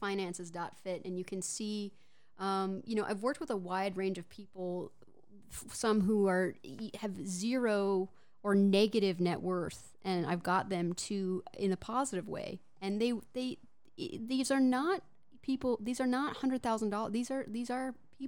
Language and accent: English; Houston, Texas, United States; I am from Houston